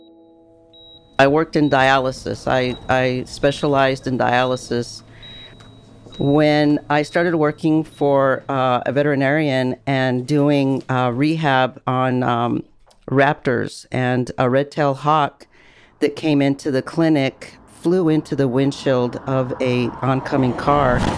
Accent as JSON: {"language": "English", "town": "El Paso", "region": "Texas", "country": "United States", "moved": "yes", "said": "I am originally from El Paso, Texas"}